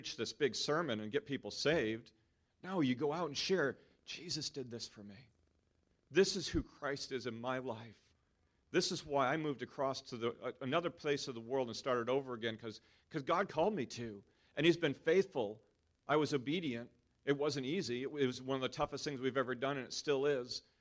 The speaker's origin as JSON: {"language": "English", "country": "United States", "moved": "as an adult", "lives_now": "New Zealand", "said": "everything of who I am that I've built over 39 years in America"}